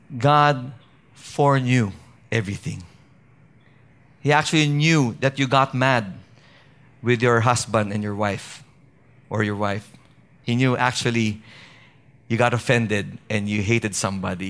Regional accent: Baguio, Cordillera Administrative Region, Philippines; where I, I, I grew up with in Baguio City

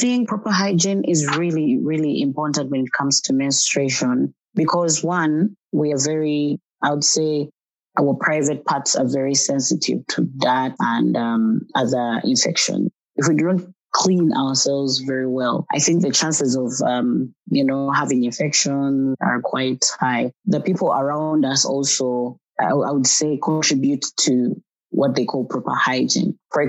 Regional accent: Uganda; I'm from Uganda. I'm a woman, young woman living with HIV, a young mother, a mother of one, a beautiful baby boy.

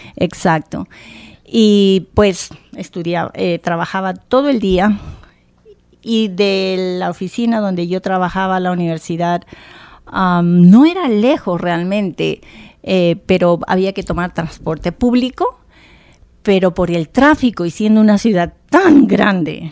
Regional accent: Bogotá, Colombia; moved away as an adult; also born or lived in Providence, Rhode Island; now in Rhode Island, United States; Nací en Bogotá, la capital, una ciudad muy bonita

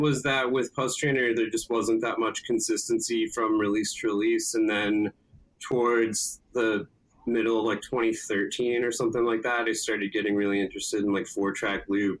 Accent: Wisconsin, United States; also born or lived in Cincinnati / Ann Arbor; I moved to Wisconsin when I was a like first grader. did a lot of my school there. Then around middle school, moved to Ann Arbor, then moved back to Wisconsin

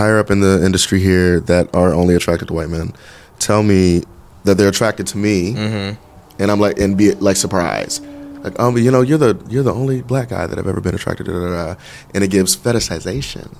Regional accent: Dayton, Ohio, United States; moved away; also born or lived in Orlando; growing up in Dayton

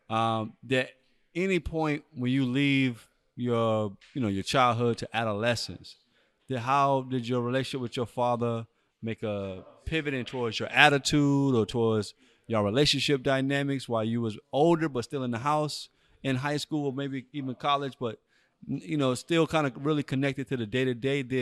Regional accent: Anchorage, Alaska, United States; also born or lived in Eagle River, Alaska; I was uh, born in Anchorage, Alaska.

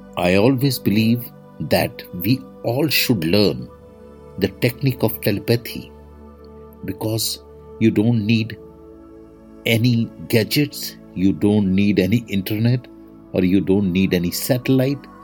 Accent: India; I am the Indian monk.

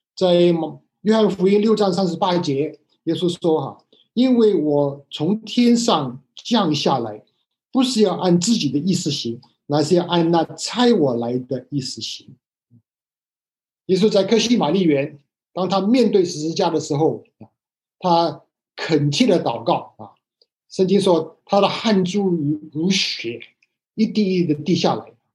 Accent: Hong Kong; moved away; 我以前在香港长大的时候学的是繁体字

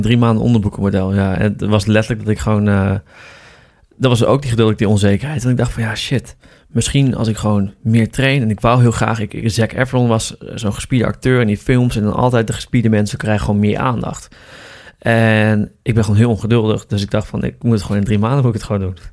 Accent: Appingedam, Groningen, Netherlands; moved away as an adult; now in Amsterdam, Netherlands; Ik kom uit Groningen oorspronkelijk. Uit een, uit een stadje slash dorpje. Appingedam.

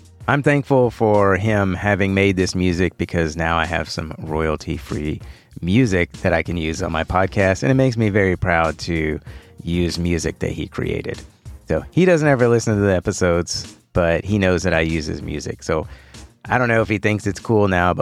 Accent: Houston, Texas, United States; I was born here in Houston. I'm a native Houstonian. Been here my whole life

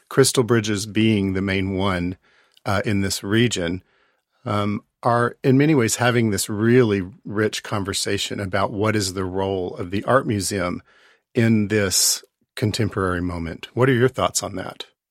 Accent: the South, United States; as a white man growing up in the South

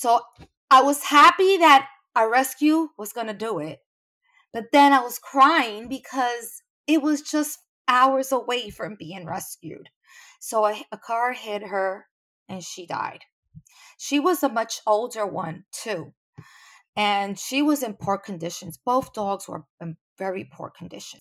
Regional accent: New York City, New York, United States; I'm from New York. I'm, I'm not in Puerto Rico

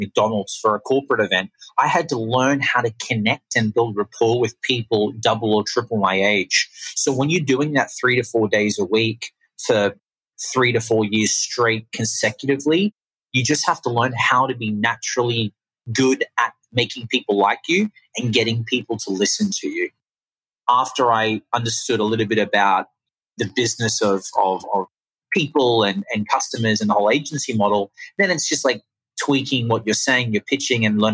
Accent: Australia; accent: Australian; now in Los Angeles, United States; I'm from Australia. That's the accent. If anyone's curious, it's not London. It's not New Zealand. It's Australian.

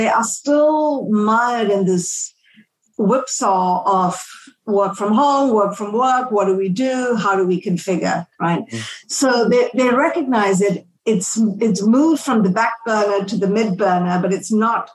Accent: Malaysia; moved away; I grew up in Southeast Asia. I'm from Malaysia originally

